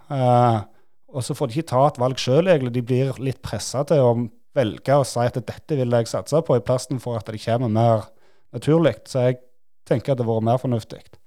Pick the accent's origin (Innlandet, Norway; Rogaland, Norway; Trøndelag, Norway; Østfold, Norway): Rogaland, Norway; Nærbø; Vi, vi liker oss godt der vi er fra, og liker oss godt hjemme